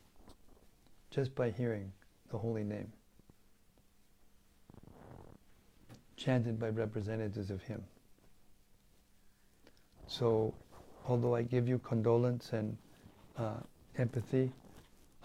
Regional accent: United States; moved away; being an American, having been grown up in that country

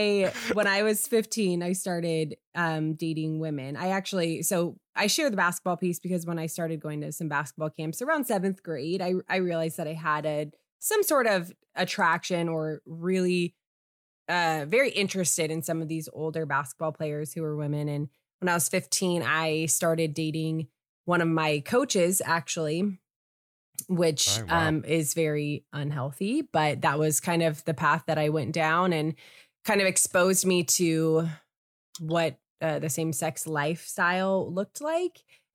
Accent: California, United States; now in San Diego, United States; I am from San Diego, originally from the Northern California area. So I feel I always have to share that. But California, born and raised.

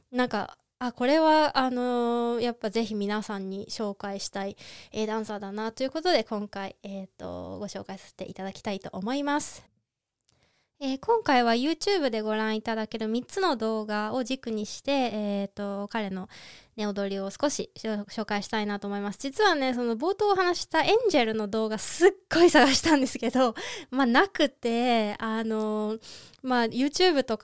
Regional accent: Niigata, Japan; now in Salzburg, Austria; 私、新潟市出身なんですけれども

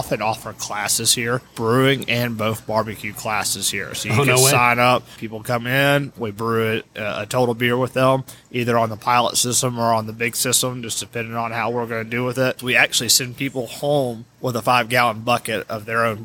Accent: Chattanooga, Tennessee, United States; also born or lived in New Orleans; I grew up here on the Tennessee River

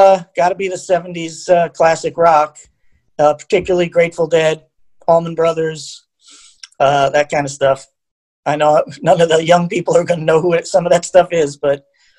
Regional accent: Long Island, New York, United States; moved away; I grew up in Long Island.

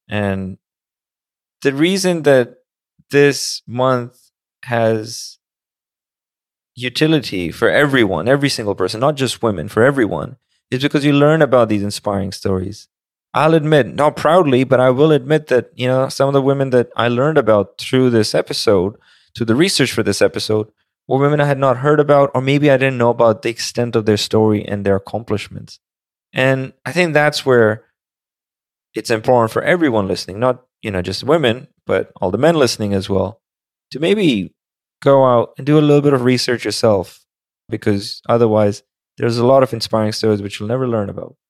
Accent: Pakistan; moved away; I grew up in Pakistan

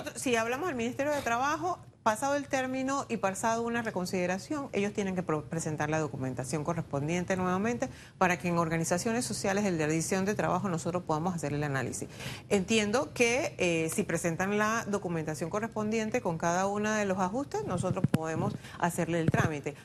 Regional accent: Panama; todos somos panameños

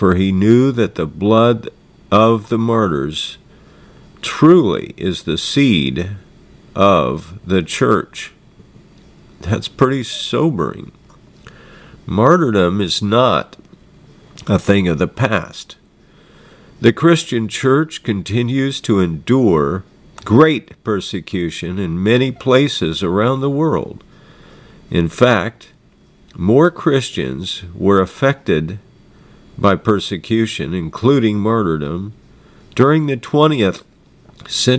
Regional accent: United States; I'm an American

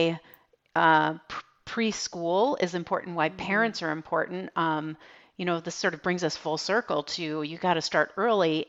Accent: Midwest, United States; I'm from the Midwest, so I saw it all the time, right, with the winters and everything.

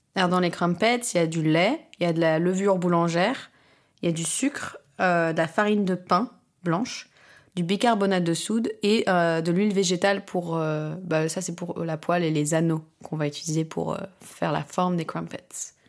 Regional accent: France; also born or lived in London / Barcelona / Croatia; now in Paris, France; j'ai grandi en France

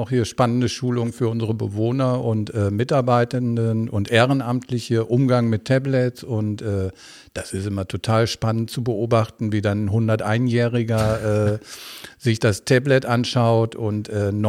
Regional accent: Bocholt, North Rhine-Westphalia, Germany; now in Duisburg, Germany; Also, ich aus Bocholt, ja.

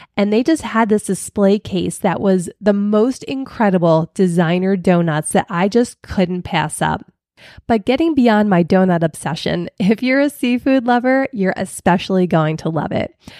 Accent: Philadelphia, Pennsylvania, United States; I'm from Philly

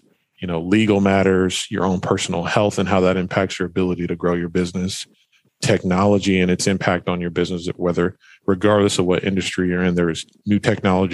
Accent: Fresno, California, United States; moved away as an adult; also born or lived in Portland, Oregon; I'm originally from Fresno, California, born and raised there.

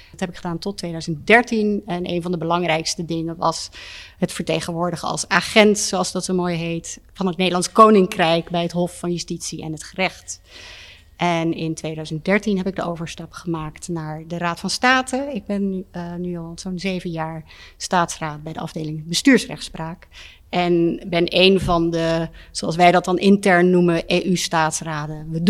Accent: Brussels, Brussels-Capital Region, Belgium; also born or lived in Luxembourg; Ik ben in Luxemburg geboren. Mijn vader werkte bij de EGKS en daarna naar Brussel verhuisd. En heb altijd op de Europese school gezeten.

